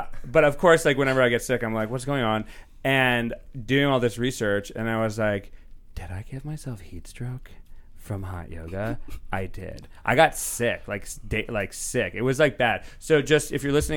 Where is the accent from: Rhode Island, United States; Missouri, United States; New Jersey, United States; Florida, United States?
Rhode Island, United States; now in Los Angeles, United States; I'm from Rhode Island originally.